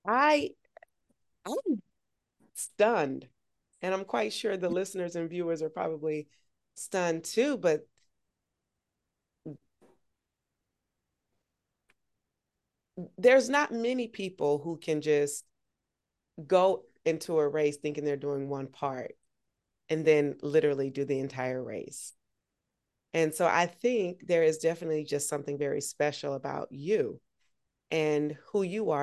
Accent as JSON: {"language": "English", "town": "Augusta", "region": "Georgia", "country": "United States", "tie": "born or raised there", "said": "my hometown. Shout out to Augusta, the AUG"}